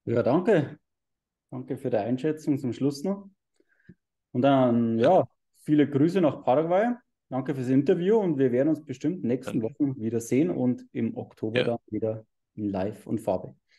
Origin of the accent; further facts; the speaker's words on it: Bavaria, Germany; bei uns in Bayern äh, so anschaust, wir haben ja diese, diese Holzfassaden